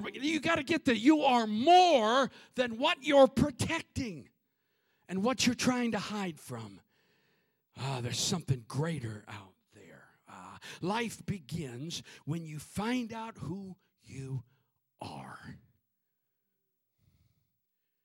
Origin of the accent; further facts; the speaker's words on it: Minnesota, United States; firstborn, lonely little kid growing up in Minnesota